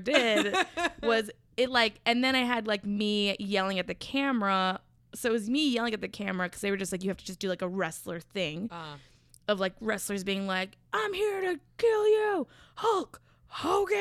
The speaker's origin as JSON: {"language": "English", "region": "Minnesota", "country": "United States", "said": "I'm from Minnesota."}